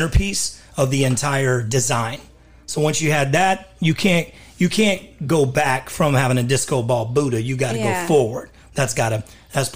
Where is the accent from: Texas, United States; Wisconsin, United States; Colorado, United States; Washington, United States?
Texas, United States; Dallas; moved away as an adult; also born or lived in Los Angeles; grew up in Texas, in Dallas. I was born in Dallas